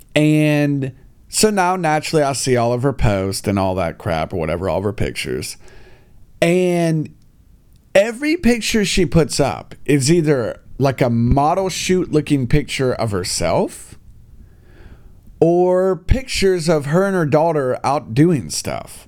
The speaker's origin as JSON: {"language": "English", "country": "United States", "moved": "yes", "lives_now": "China", "said": "me being an American guy"}